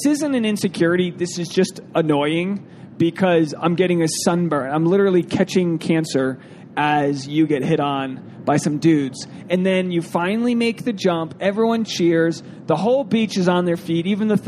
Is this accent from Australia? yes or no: no; Canada; And I'm Canadian dad bod waiting in the water filming.